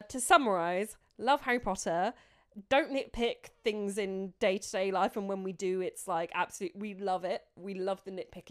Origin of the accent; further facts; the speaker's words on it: United Kingdom; we're British sarcastic arseholes